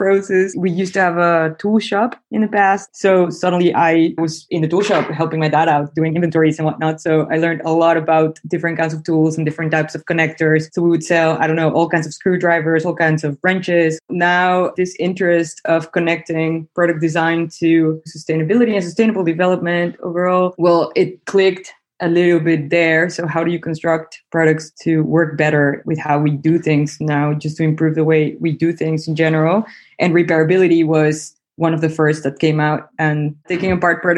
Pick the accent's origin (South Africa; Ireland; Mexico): Mexico; Mexico City; moved away as an adult; now in Netherlands; I'm originally from Mexico City, but I ended up doing my studies here in the Netherlands.